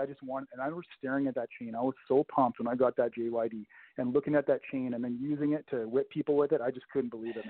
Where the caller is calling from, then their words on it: Saskatoon, Saskatchewan, Canada; I'm calling from Saskatoon, Saskatchewan, Canada.